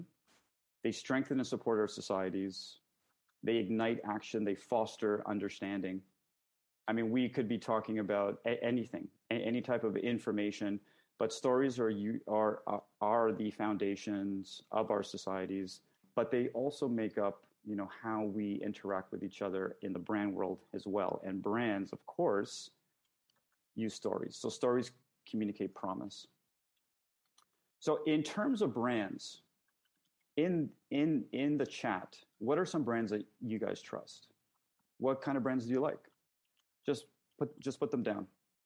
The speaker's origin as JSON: {"language": "English", "country": "Canada", "said": "I'm Canadian"}